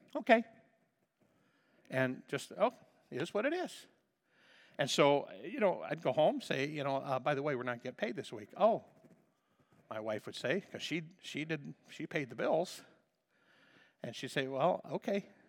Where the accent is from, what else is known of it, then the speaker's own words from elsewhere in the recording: United States; we speak American